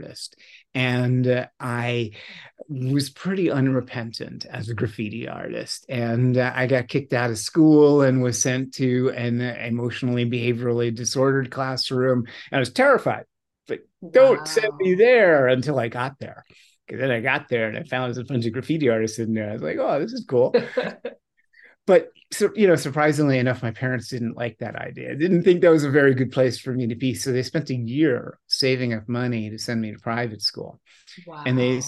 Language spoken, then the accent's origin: English; New York City, New York, United States; also born or lived in Virginia; I grew up in New York City in the 1960s